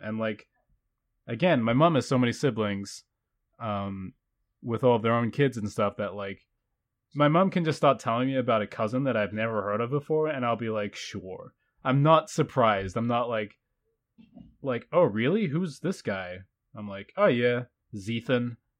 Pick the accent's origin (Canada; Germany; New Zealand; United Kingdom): New Zealand; I identify as a New Zealander because I am, but everybody thinks I'm foreign